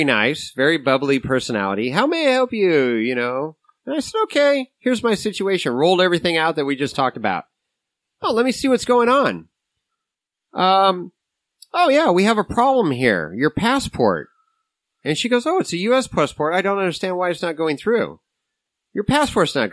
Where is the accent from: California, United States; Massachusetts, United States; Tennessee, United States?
California, United States; San Jose; I am a U.S. citizen born and raised in San Jose, California.